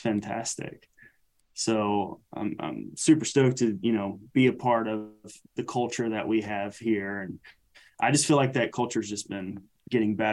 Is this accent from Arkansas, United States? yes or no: yes; Alma, Arkansas, United States; we're from the South. We're part of that hunting community. The city of Alma literally has maybe 5,000 people in it